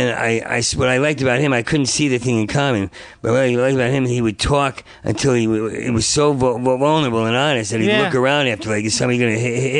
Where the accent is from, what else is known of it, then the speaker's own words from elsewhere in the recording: Asbury Park, New Jersey, United States; moved away; also born or lived in New York; I was born in New Jersey. New Jersey, okay. Outside of Asbury Park, small town.